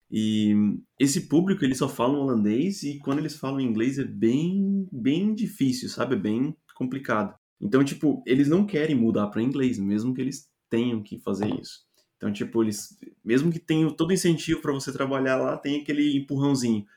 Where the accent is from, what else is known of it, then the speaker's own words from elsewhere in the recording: Brazil; moved away as an adult; now in Netherlands; como brasileiro